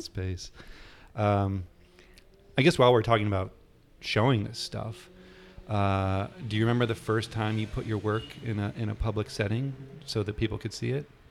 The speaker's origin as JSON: {"language": "English", "region": "New Hampshire", "country": "United States", "tie": "born or raised there", "said": "the area I grew up in in New Hampshire"}